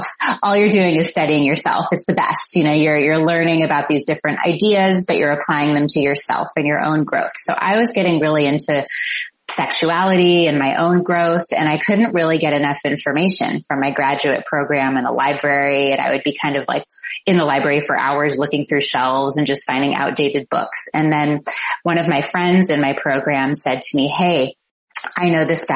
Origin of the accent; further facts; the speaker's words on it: Palos Verdes, California, United States; My parents still live in the same house that I grew up in Palos Verdes